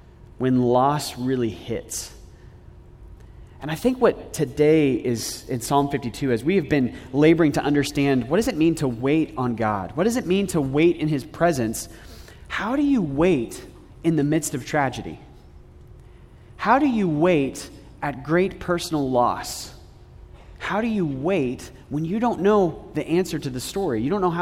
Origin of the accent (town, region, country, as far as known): United States